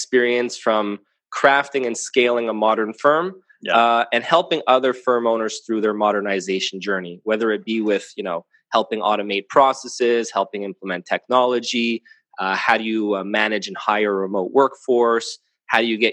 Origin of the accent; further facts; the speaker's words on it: Montreal, Quebec, Canada; So I'm a CPA here, born and raised in Montreal, Canada.